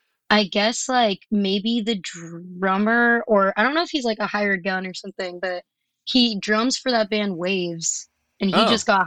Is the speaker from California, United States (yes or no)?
yes; Los Angeles, California, United States; moved away as an adult; now in New York, United States; I grew up like all over the valley, pretty much.